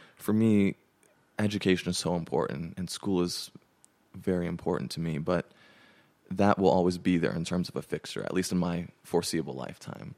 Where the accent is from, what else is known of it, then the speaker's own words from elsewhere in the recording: Pasadena, California, United States; moved away as an adult; now in Nashville, United States; I grew up in Pasadena, California, and that's where I, you know, grew up all 18 years